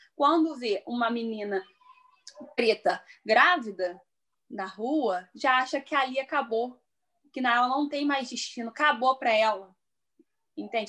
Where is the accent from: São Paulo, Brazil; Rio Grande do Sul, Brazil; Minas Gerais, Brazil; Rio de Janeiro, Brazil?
Rio de Janeiro, Brazil; Petrópolis; moved away as an adult; now in Três Rios, Brazil; sou natural de Petrópolis, atualmente resido em Três Rios